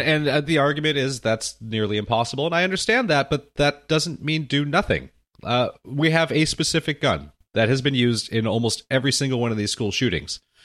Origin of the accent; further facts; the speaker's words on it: Santa Monica, California, United States; my hometown